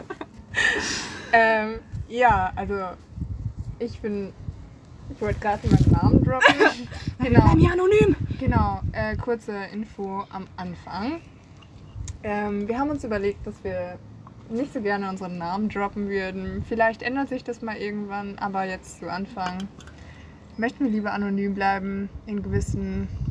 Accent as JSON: {"language": "German", "region": "North Rhine-Westphalia", "country": "Germany", "moved": "as an adult", "lives_now": "Marburg, Germany", "said": "Ich komme aus NRW"}